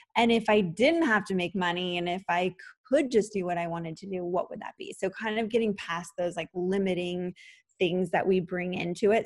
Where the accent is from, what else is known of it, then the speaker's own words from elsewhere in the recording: San Diego, California, United States; moved away as an adult; also born or lived in Los Angeles; I moved from San Diego where I grew up to Los Angeles